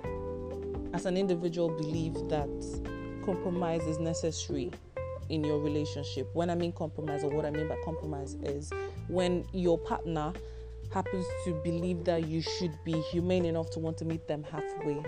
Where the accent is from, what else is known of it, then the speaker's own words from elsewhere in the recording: Nigeria; I am Nigerian